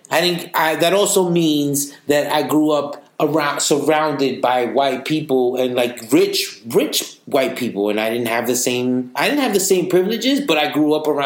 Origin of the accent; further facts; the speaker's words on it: New York City, New York, United States; we grew up in the Upper East Side with all white people